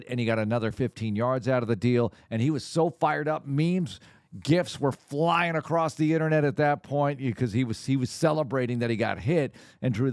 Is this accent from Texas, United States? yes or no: yes; Texas, United States; Yet I also feel like as a Texan, I don't want to see Wentz either